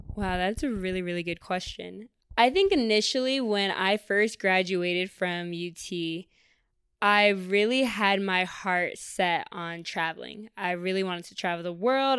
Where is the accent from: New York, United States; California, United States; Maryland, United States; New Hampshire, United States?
New York, United States; Syracuse; now in Austin, United States; I was born here in Austin, but we moved to New York when I was around, like, five or six for my mom because she got a job up in Syracuse